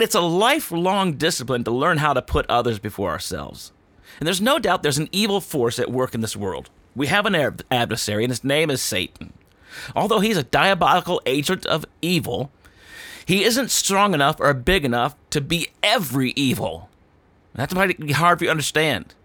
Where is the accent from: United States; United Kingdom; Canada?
United States; as an American